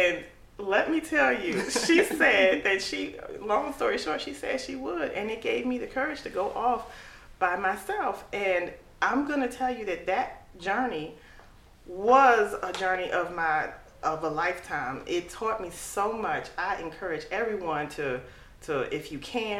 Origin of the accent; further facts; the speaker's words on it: United States; I'll say, America